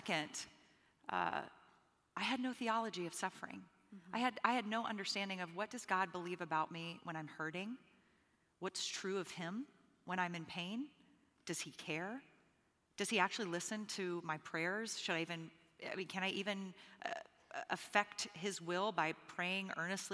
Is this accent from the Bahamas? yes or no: yes; Bahamas; moved away; I'm originally from the Bahamas, and so I grew up predominantly under the prosperity gospel.